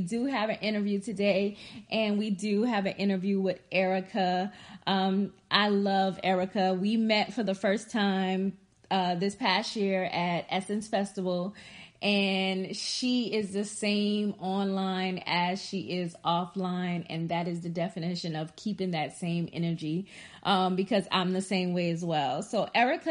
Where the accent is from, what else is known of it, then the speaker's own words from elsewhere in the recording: Charleston, South Carolina, United States; Charleston, South Carolina, because that's where I was born at, and I am from South Carolina